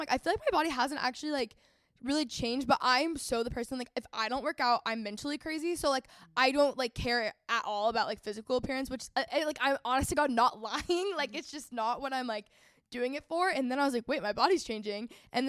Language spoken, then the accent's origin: English; North Texas, United States; I grew up in North Texas, like really competitive region for sports.